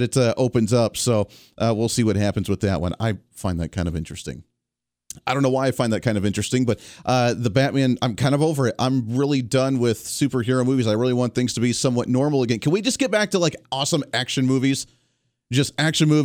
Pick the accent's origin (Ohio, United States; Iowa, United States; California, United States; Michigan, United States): Ohio, United States; I grew up in the Ohio area